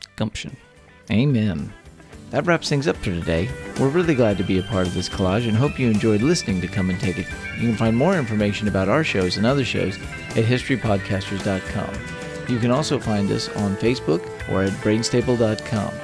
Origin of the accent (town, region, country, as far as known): Texas, United States; born or raised there